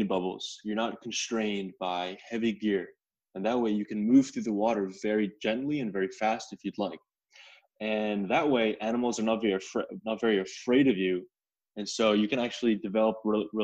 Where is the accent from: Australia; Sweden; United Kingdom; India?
India; also born or lived in Connecticut, United States; I was born in Connecticut, and I was raised a little bit by the sea, but then I actually moved to India, and that's where I grew up